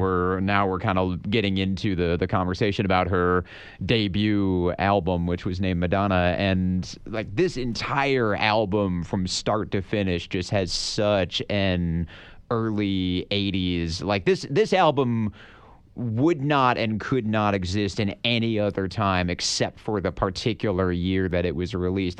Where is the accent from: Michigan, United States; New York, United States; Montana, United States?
Michigan, United States; We're both from Michigan